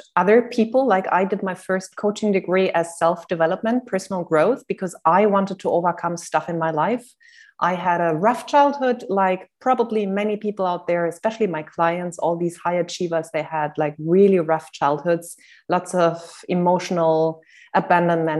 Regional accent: Germany; English is a second language; moved away; also born or lived in Cyprus / Netherlands / Switzerland; I am not a native English speaker. I'm from Germany originally, but I live in different countries

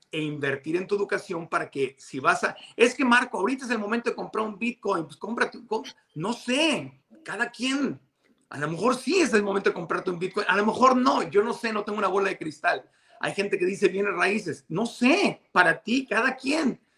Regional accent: Tijuana, Baja California, Mexico; moved away; also born or lived in Mexico City; yo en mis tiempos de niño, en Tijuana, en la frontera

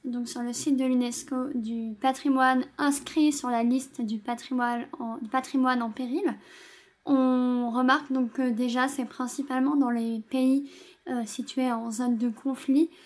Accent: Gard, Occitania, France; now in Toulouse, France; moi j'habite à Toulouse, mais je viens du Gard

